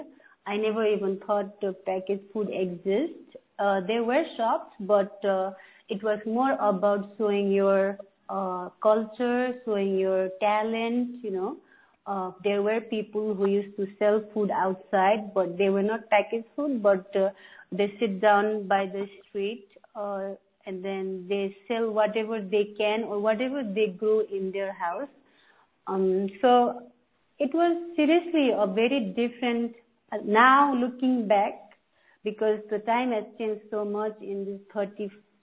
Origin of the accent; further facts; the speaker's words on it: Terai, Nepal; now in United States; When I was a child, I grew up in Tarai. So in Tarai is the flatland area of Nepal